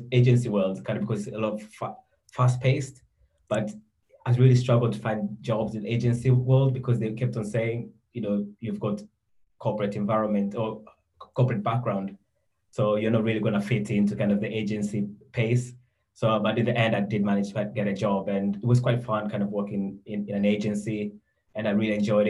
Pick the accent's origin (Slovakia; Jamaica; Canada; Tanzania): Tanzania; moved away as an adult; now in United Kingdom; I'm originally from Tanzania, so I think I went to school there, and I had an opportunity to come to university in the UK.